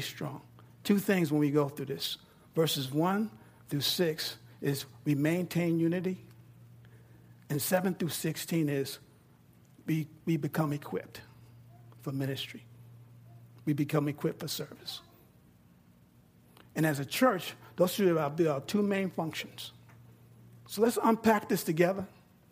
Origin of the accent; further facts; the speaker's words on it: New York, United States; now in Texas, United States; I'm from New York and I'm down here in Texas